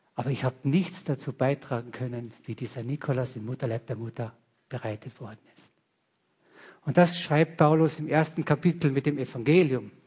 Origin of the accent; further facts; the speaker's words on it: Carinthia, Austria; ich bin ein Kärntner